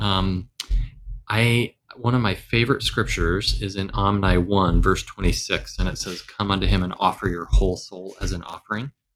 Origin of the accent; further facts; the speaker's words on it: the South, United States; I grew up in the South, the South